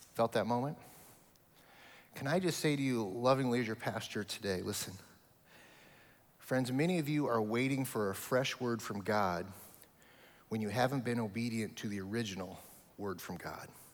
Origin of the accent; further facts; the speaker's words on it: Omaha, Nebraska, United States; moved away as an adult; now in Kentucky, United States; my hometown of Omaha, Nebraska. All of my family is there, uh, my whole history is there